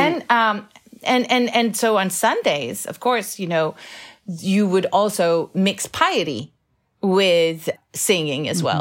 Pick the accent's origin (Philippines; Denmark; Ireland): Denmark; now in United States; this great love of my country of birth.